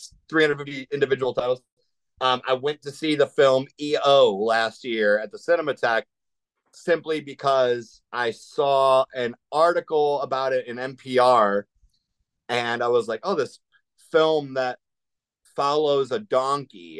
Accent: Cleveland, Ohio, United States; we're all from Cleveland area

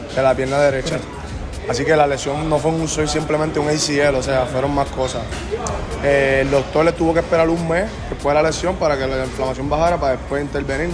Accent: Carolina, Puerto Rico; es mi pueblo, yo soy de Carolina, nací y criado

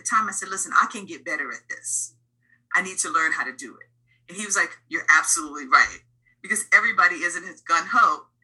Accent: New York City, New York, United States; I grew up in the Bronx in the 70s and 80s when rap music was just starting.

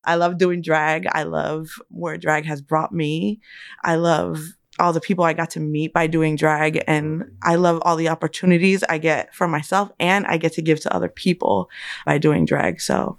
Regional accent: Springfield, Massachusetts, United States; moved away as an adult; now in Chicago, United States; I'm originally from Springfield, Massachusetts, but I've been living in Chicago for around 10 years.

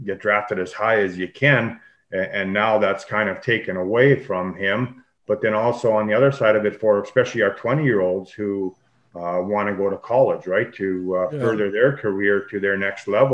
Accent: Churchbridge, Saskatchewan, Canada; we had some very, very talented players from Churchbridge

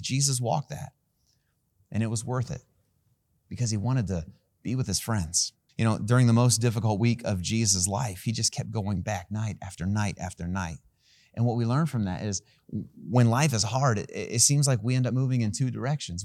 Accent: Van Wert, Ohio, United States; I was born in a town called Van Wert, Ohio

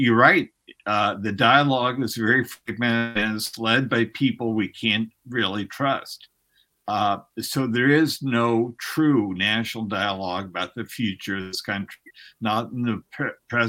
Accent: United States; I, as an American, as someone who pays taxes

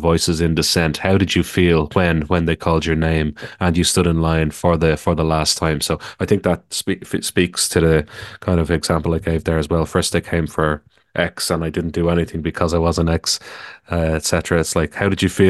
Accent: Ireland; I'm from Ireland

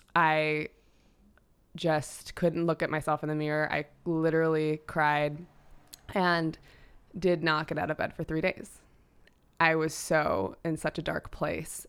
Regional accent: New York City, New York, United States; as a, uh, young girl, I grew up in New York City

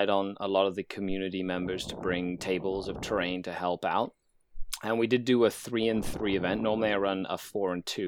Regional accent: Mexico; now in Canada; I pull out my Mexican passport and I go, I'm born and raised in Mexico.

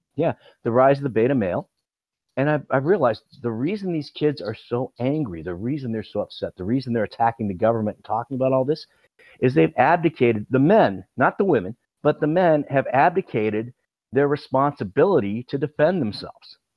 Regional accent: Midwest, United States; I'm a Midwesterner.

